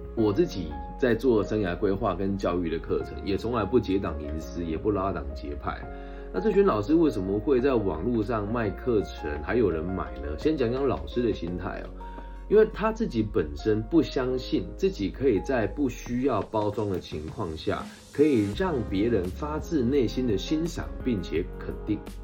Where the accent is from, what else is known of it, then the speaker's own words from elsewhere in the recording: Taiwan; 在我们这个台湾的方言里面